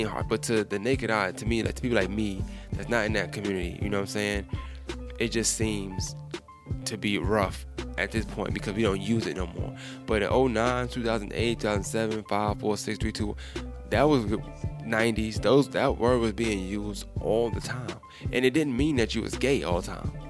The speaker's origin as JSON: {"language": "English", "region": "New York", "country": "United States", "moved": "yes", "said": "I'm from New York"}